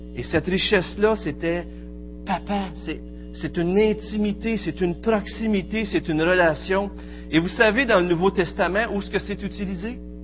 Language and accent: French; Quebec, Canada; accent: Québécois; notre bel accent québécois